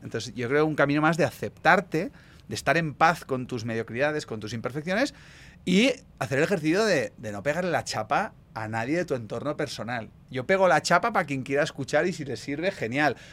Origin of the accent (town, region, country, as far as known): Spain